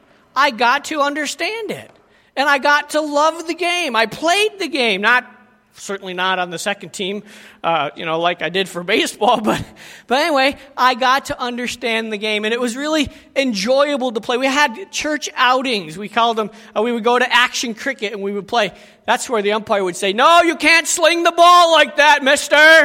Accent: United States; moved away; I was from America and am from America

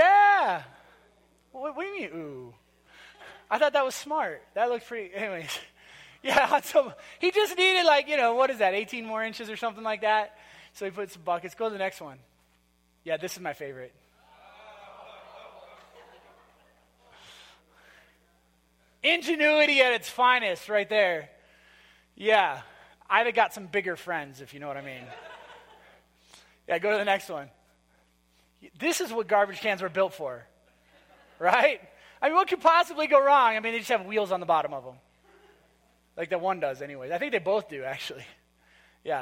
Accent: Minnesota, United States; moved away; we were from Minnesota. And so we got married in a tiny little town in Minnesota

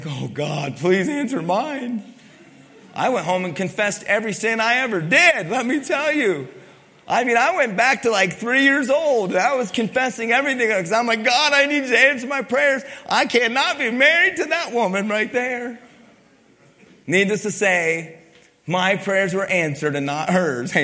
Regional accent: Pennsylvania, United States; now in Utah, United States; I grew up in Pennsylvania

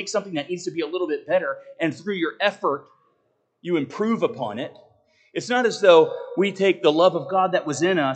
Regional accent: United States; also born or lived in Naples, Italy; as an American

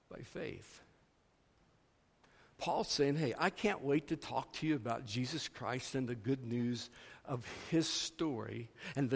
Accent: Missouri, United States; moved away as an adult; also born or lived in Iowa; I grew up in Missouri, but my wife and I have done most of our years of ministry in Iowa, and we're recently back in Missouri

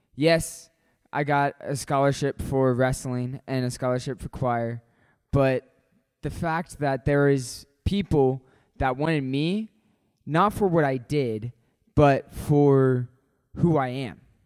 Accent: Hutchinson, Kansas, United States; moved away; I'm from Hutchinson, Kansas

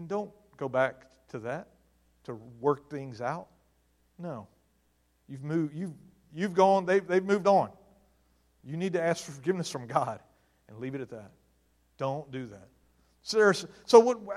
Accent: Mississippi, United States; now in Maryland, United States; I'm from Mississippi, and things in Mississippi are a little different than they are in Maryland.

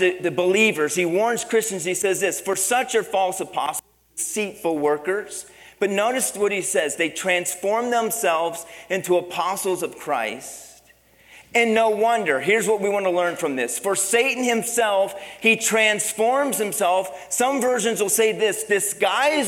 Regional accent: Pennsylvania, United States; moved away; Growing up, I grew up in Pennsylvania

